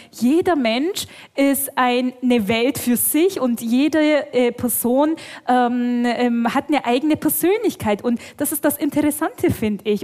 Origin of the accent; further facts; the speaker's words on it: Bavarian Swabia, Germany; komme aus dem schwäbischen Teil von Bayern. Ähm, also ich bin hier schon fast im Heimat